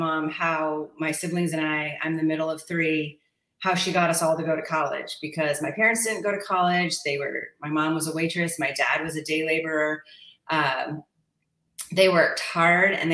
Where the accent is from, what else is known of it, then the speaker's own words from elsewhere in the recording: Stanwood, Washington, United States; now in Tacoma, United States; I was raised in Stanwood, Washington, so up near the Tulips